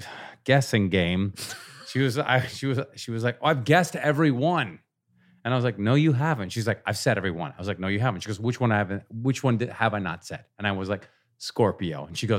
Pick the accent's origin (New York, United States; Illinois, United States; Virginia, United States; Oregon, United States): Oregon, United States; I grew up in Southern Oregon.